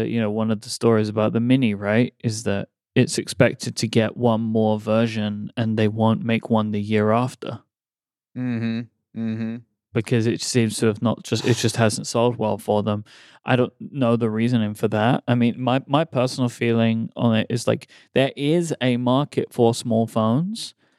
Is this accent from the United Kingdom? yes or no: yes; London, United Kingdom; moved away; where I grew up in London